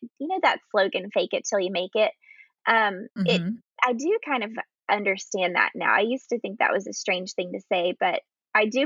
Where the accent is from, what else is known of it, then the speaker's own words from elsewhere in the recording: Texas, United States; I was born and raised in Texas